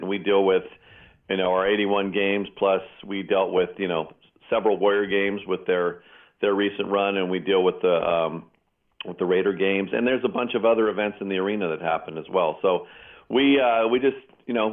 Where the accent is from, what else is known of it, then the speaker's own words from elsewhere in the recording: Pleasanton, California, United States; my hometown of Pleasanton.